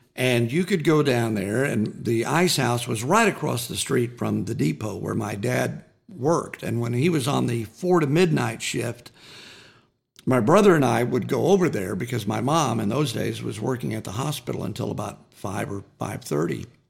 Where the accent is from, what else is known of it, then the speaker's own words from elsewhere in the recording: Waurika, Oklahoma, United States; growing up in Warrica